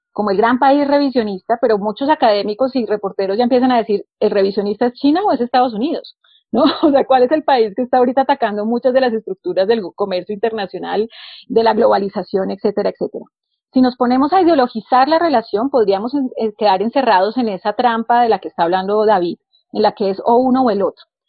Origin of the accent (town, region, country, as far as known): Colombia